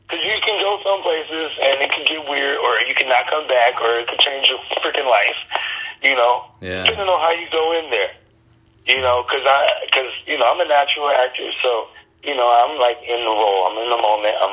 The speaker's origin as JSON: {"language": "English", "town": "Detroit", "region": "Michigan", "country": "United States", "tie": "born or raised there", "also_born_or_lived": "Atlanta / Los Angeles / Chicago", "said": "I'm born and raised in Detroit."}